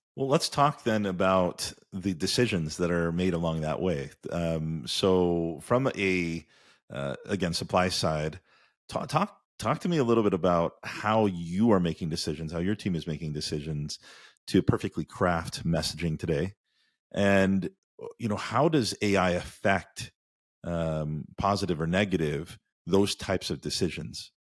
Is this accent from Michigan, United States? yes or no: no; Indiana, United States; we grew up in Indiana together